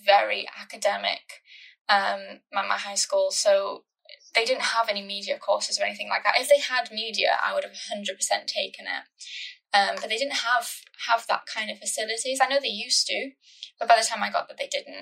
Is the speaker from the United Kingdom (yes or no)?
yes; Ammanford, Wales, United Kingdom; moved away as an adult; also born or lived in Salford; Growing up in Ammanford, which is sort of kind of, I feel like, in the middle of nowhere